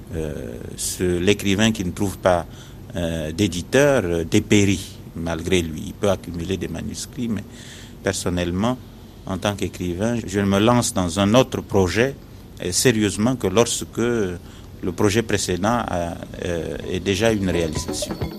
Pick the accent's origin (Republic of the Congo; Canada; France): Republic of the Congo; Pointe-Noire; moved away as an adult; also born or lived in Brazzaville; Je suis congolais et je suis né euh, à Pointe-Noire, c'est sur la côte. Et j'ai grandi, euh, euh, disons, au bord de la mer